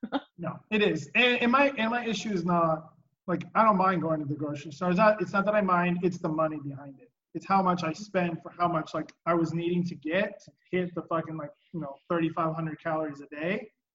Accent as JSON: {"language": "English", "region": "West Coast", "country": "United States", "said": "I'm from the West Coast"}